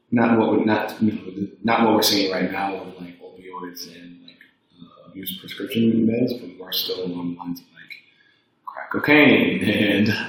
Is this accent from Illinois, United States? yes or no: yes; Evanston, Illinois, United States; moved away as an adult; now in Toronto, Canada; Growing up in, I grew up in Chicago, specifically in a suburb called Evanston, Illinois.